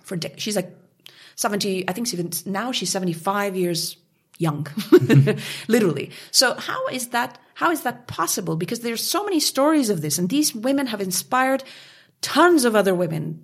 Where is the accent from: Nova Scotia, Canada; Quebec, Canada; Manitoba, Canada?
Quebec, Canada; Montreal; moved away as an adult; also born or lived in Kabul, Afghanistan; now in Munich, Germany; I came from from Canada, from Montreal, La Belle Ville de Montréal. I grew up there